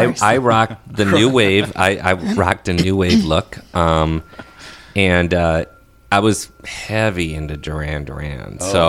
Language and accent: English; Crystal, Minnesota, United States; I grew up in Crystal.